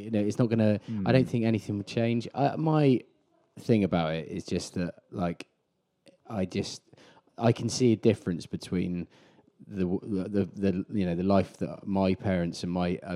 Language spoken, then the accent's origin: English; West Cornwall, South West England, United Kingdom; I'm a Cornish person. I'm not English.